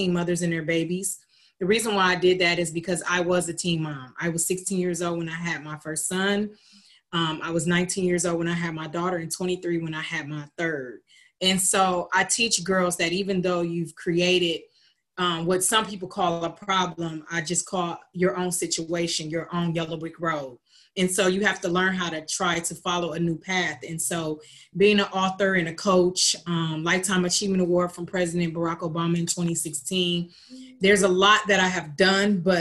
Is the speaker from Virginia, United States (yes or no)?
no; Lima, Ohio, United States; also born or lived in Columbus, Ohio; I'm originally from Lima, Ohio, born and raised, moved to Columbus, Ohio at 19 years old